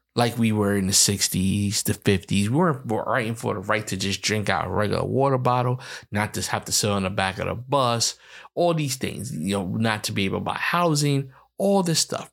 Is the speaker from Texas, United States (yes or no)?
no; New York City, New York, United States; I am from the Bronx, New York.